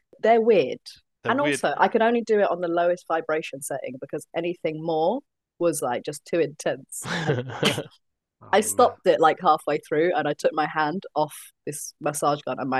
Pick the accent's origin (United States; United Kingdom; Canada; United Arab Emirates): United Kingdom; London; I was born and raised in South London, but Crystal Palace, not too far away.